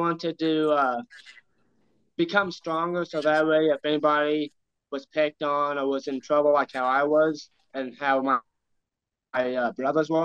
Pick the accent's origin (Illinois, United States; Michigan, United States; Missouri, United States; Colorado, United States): Missouri, United States; Ironton; I went to Arcadia Valley in Ironton, Missouri for third grade to sophomore year.